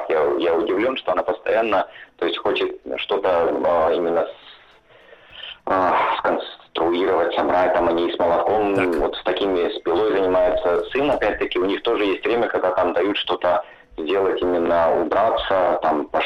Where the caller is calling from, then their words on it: Helsinki, Uusimaa, Finland; Хотя я сейчас я говорю да. из Хельсинки